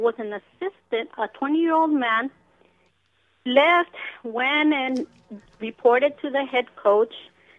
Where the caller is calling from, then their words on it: Rancho Cucamonga, California, United States; I'm calling from Rancho Cucamonga.